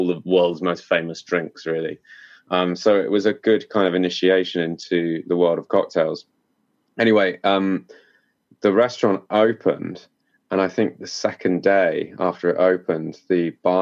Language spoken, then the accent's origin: English; Cornwall, South West England, United Kingdom; I'm from Cornwall in the southwest of the UK, and it's a big tourist hotspot. So growing up here